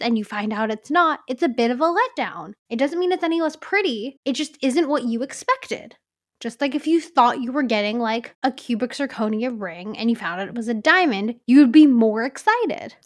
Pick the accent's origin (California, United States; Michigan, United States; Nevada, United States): California, United States; growing up in California